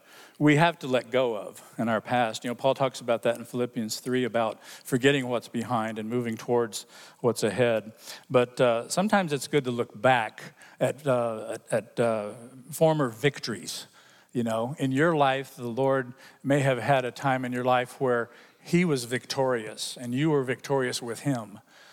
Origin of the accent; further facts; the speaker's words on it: Hong Kong; When I was growing up in Hong Kong as a missionary kid, he came and came to our church in Hong Kong